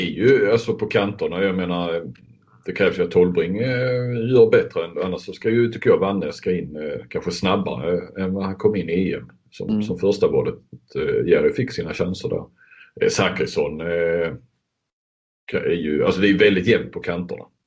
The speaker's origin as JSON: {"language": "Swedish", "country": "Sweden"}